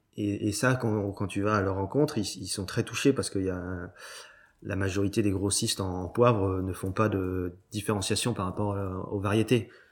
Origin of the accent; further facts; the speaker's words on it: Cancale, Brittany, France; c'est le caillou de Cancale, parce que c'est là où j'ai grandi